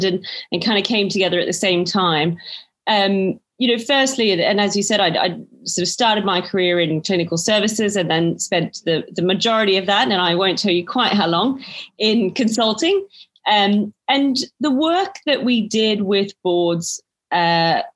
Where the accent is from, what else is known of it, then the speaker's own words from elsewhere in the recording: Australia; accent: Australian; moved away as an adult; now in United Kingdom; born to Greek parents, but born and raised in Australia, and have been in the UK, I think, for coming up 12 or 13 years now